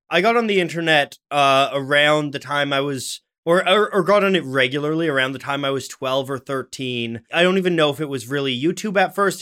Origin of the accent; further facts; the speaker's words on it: Ottawa, Ontario, Canada; I was born in Ottawa, Canada